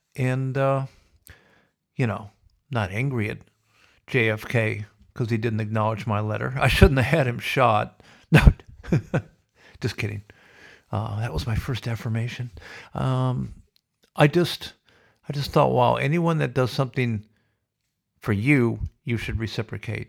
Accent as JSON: {"language": "English", "country": "United States", "moved": "yes", "lives_now": "Australia", "said": "I'm proudly American, but so absolutely grateful to be living in Australia."}